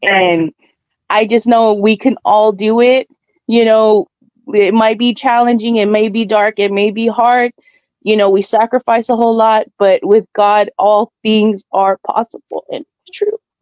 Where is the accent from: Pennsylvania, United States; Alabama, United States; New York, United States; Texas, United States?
Texas, United States; South; I'm from South Texas